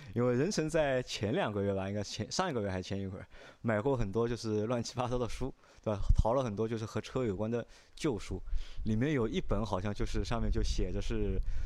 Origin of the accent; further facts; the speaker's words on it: southern China, China; 我是南方人